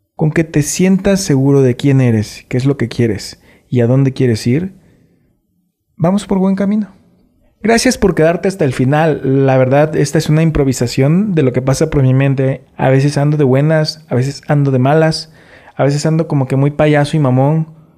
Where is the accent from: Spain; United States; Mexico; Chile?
Mexico; Nosotros como mexicanos